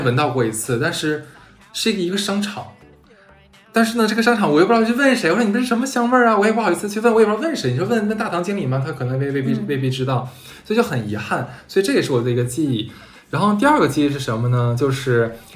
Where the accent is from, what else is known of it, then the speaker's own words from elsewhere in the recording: Harbin, Heilongjiang, China; also born or lived in France; now in Shanghai, China; 其实你说我就是哈尔滨人嗯。然后我在那边生活那么多年了